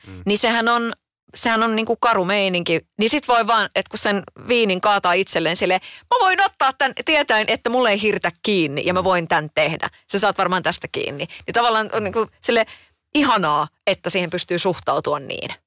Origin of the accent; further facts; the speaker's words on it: Kotka, Kymenlaakso, Finland; Itsehän olen Kotkasta kotoisin